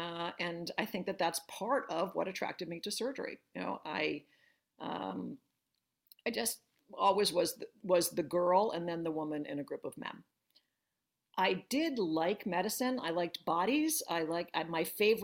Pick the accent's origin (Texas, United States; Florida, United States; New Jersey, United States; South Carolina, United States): New Jersey, United States; Northern; moved away as an adult; also born or lived in New York / Boston; now in Philadelphia, United States; So I'm a Jersey girl. I grew up in Northern Jersey.